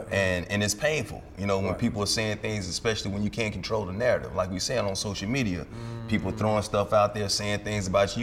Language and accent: English; Alabama, United States; moved away; also born or lived in New York; I was born in New York, I was raised in Alabama.